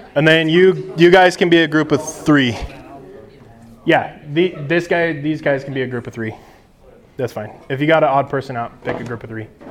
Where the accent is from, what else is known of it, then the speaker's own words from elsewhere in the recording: United States; as American Christians